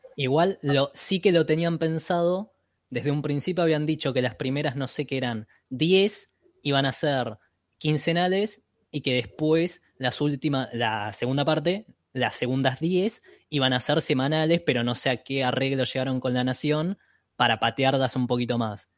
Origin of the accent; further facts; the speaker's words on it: Berazategui, Buenos Aires Province, Argentina; yo que soy de, de Vareda, acá de zona